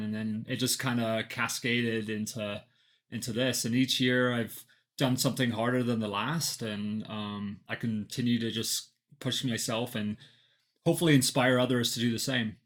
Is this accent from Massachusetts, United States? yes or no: no; Flagstaff, Arizona, United States; I'm from Flagstaff, Arizona